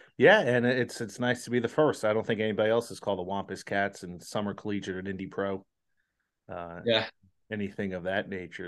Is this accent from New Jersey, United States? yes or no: yes; New Jersey, United States; I'm from New Jersey, so we have the Jersey Devil.